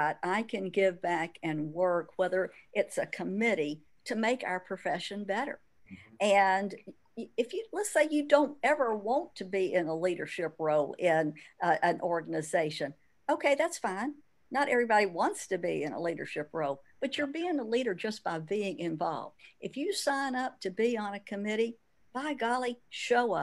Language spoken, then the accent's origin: English; Birmingham, Alabama, United States; you've got a Birmingham girl here